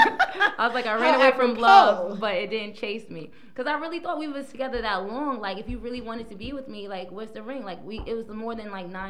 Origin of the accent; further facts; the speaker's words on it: New York City, New York, United States; also born or lived in Texas; now in New York, United States; I was born in Brooklyn.